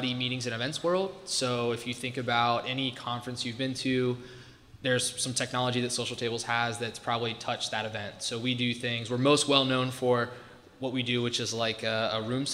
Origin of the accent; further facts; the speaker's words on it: Ohio, United States; moved away as an adult; also born or lived in Washington, District of Columbia, United States; I grew up in Ohio, small rural farm town